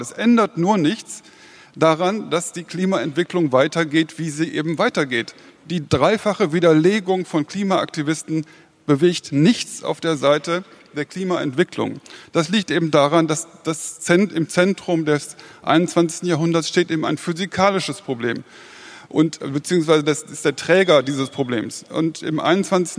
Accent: Germany; als Deutsche

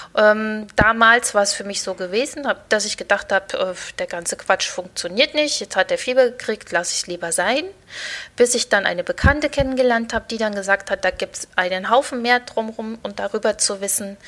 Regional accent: Thuringia, Germany; ich komme aus der Mitte von Deutschland, aus Thüringen

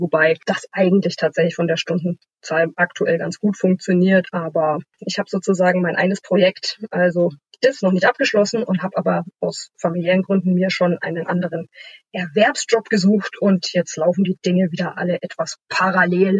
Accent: a small town west of Munich, Bavaria, Germany; moved away as an adult; now in Hamburg, Germany; in Bayern geboren, in einer kleinen Stadt westlich von München aufgewachsen

